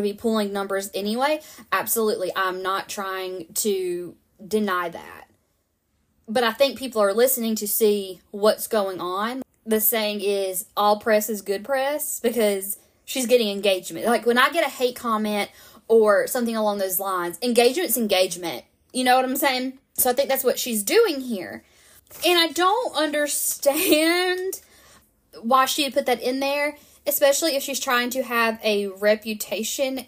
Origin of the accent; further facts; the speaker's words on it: the South, United States; growing up in the South where there is such a big push for purity culture